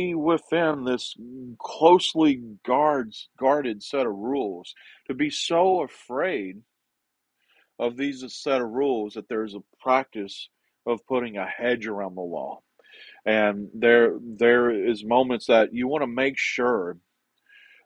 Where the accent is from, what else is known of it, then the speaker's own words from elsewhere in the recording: the South, United States; accent: southern; my southern accent